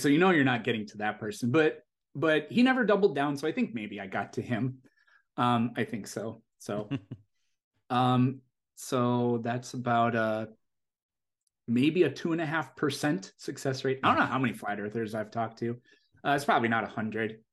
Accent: South Dakota, United States; moved away as an adult; now in California, United States; I'm originally from South Dakota, which is, i, it's, it's a very small state in terms of population.

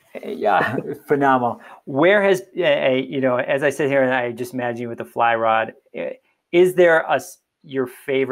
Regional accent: Illinois, United States; now in Colorado, United States; when I grew up in Illinois, it was my backyard.

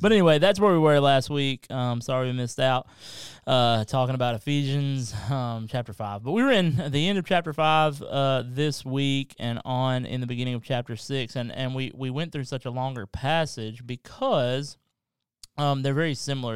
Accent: Kentucky, United States; now in South Carolina, United States; I'm from Kentucky

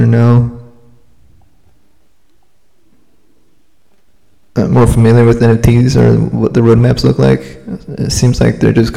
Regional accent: Salinas, California, United States; also born or lived in Chico, California; I born and raised in Salinas, California

